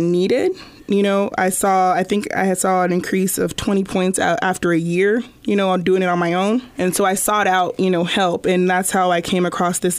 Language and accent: English; Des Moines, Iowa, United States; I was born and raised here in Des Moines